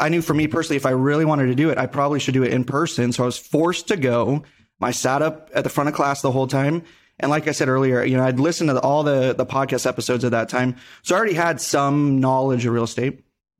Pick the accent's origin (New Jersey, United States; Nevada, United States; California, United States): Nevada, United States; Henderson; born and raised in Vegas, more specifically Henderson, go Gators.